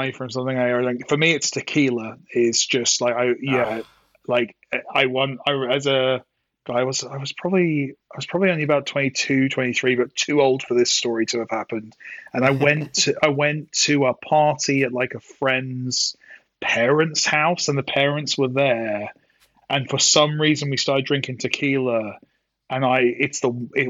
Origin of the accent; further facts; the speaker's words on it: United Kingdom; as a Brit